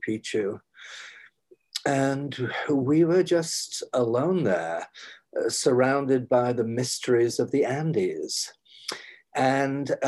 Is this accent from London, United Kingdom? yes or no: no; Huddersfield, Yorkshire and the Humber, United Kingdom; moved away as an adult; also born or lived in Cardiff, Wales; now in New York, United States; I'm a lad from Huddersfield